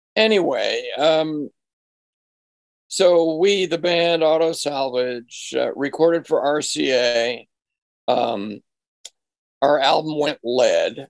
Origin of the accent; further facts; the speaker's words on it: Marblehead, Massachusetts, United States; moved away; an antique store in my hometown of, of Marblehead, Massachusetts